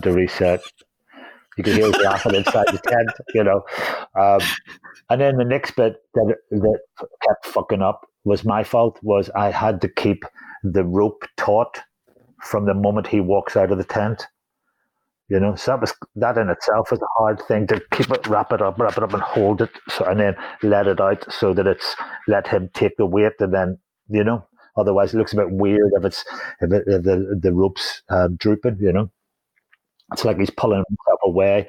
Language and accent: English; Holywood, Northern Ireland, United Kingdom; I'm from Hollywood, so that's down the road